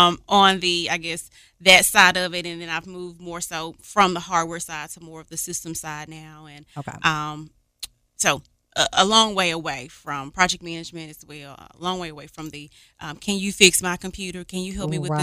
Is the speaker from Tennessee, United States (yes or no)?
yes; Memphis, Tennessee, United States; So I'm originally born and raised right here in the city, Memphis, Tennessee. I grew up in Whitehaven.